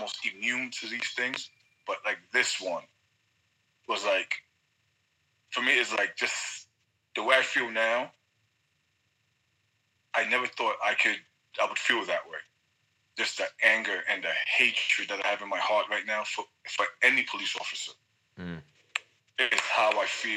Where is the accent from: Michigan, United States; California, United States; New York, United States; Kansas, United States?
New York, United States; New York City; moved away as an adult; now in Texas, United States; I'm 40 years old, born and raised in New York City.